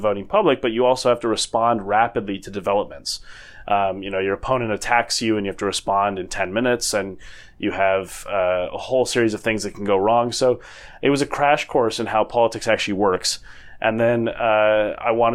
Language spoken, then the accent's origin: English; Minnesota, United States; moved away as an adult; also born or lived in New Zealand / Oxford; now in United Kingdom; I co-managed a campaign for governor in my home state of Minnesota